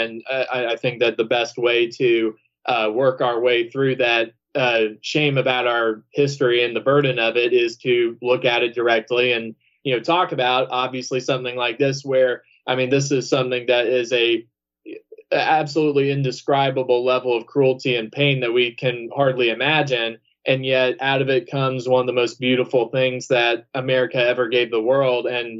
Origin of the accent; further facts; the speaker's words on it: Georgia, United States; And so, and of course, I'm from the South. I mean, I'm from Georgia. My family, I'm sure, owned land and all that kind of stuff back then.